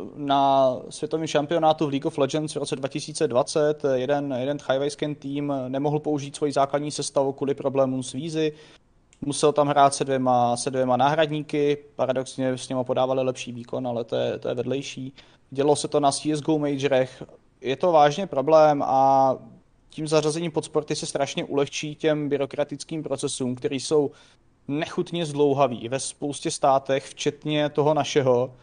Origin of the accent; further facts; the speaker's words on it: Czechia; jako Češi